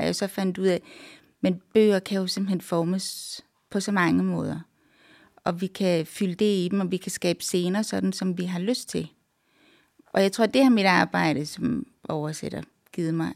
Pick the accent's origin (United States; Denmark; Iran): Denmark; Randers, Central Denmark Region; also born or lived in Canada; da jeg voksede op i Randers